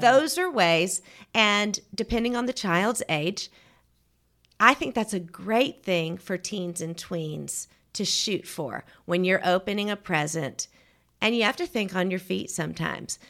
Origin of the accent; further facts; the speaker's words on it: Georgia, United States; moved away as an adult; also born or lived in Auburn, Alabama / Atlanta, Georgia / Crestline, Alabama; now in Birmingham, United States; I'm from Georgia. I grew up in Georgia